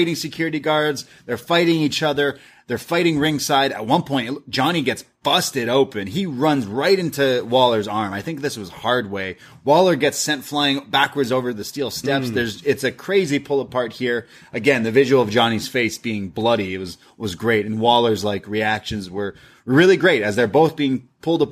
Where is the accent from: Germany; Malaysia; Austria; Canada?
Canada; I'm Canadian